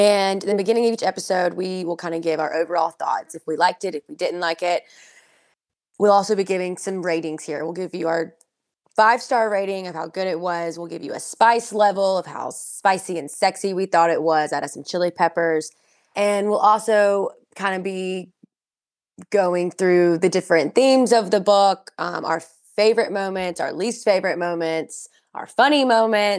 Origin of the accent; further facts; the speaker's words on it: the South, United States; we're both from the South